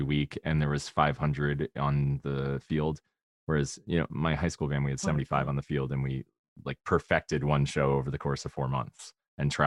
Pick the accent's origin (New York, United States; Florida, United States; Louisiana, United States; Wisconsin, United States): Florida, United States; Spring Hill; moved away; I say I'm from Tampa, but I'm from Spring Hill.